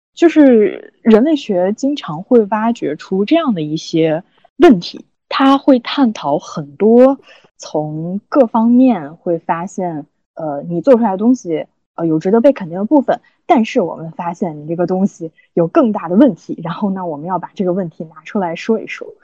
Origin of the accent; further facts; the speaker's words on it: China; 我们都是中国人